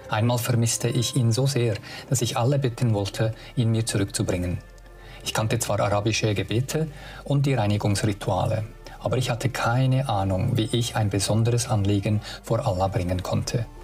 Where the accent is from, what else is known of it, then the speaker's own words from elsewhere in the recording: Sabah, Malaysia; German is a second language; moved away; in Borneo, in Saba, dort wo ich aufgewachsen bin, haben aufgenommen mit authentischen Bildern von diesen Orten und Schauplätzen, ja, wo ich gross